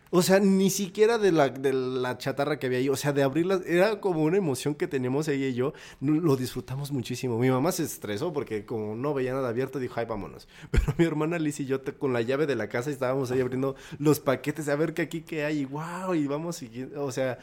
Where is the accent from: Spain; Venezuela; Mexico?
Mexico; Pachuca, Hidalgo; moved away as an adult; now in Mexico City, Mexico; estudié la prepa en Pachuca